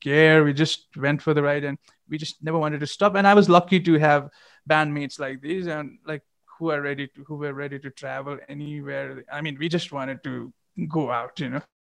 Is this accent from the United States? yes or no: no; Gangtok, Sikkim, India; moved away; since I'm from Gangtok and you know Sikkim's like kind of we were always kind of far away from the scene